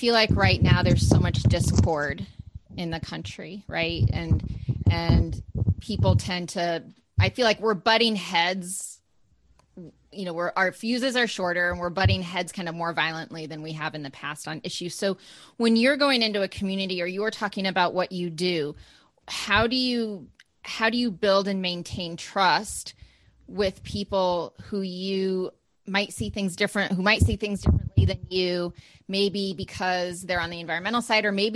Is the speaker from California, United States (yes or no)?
yes; California, United States; I grew up in California when I was little